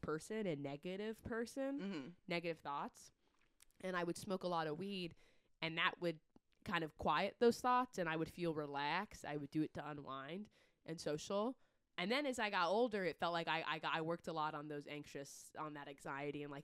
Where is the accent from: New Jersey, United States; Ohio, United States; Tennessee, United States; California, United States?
California, United States; I grew up in California.